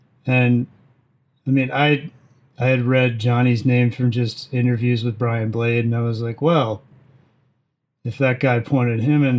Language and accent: English; Reston, Virginia, United States; moved away as an adult; also born or lived in Washington, D.C. / Morgantown, West Virginia / Pittsburgh; now in New Orleans, United States; So I was born in D.C., and then I grew up in Fairfax County, Virginia, in a town called Reston.